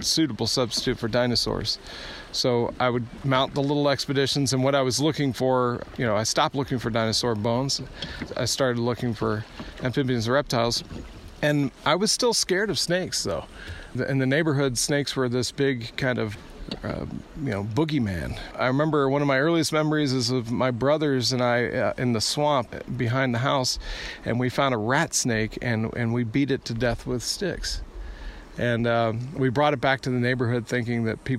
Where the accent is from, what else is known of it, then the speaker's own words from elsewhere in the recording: south of Atlanta, Georgia, United States; I grew up in a small town just south of Atlanta, Georgia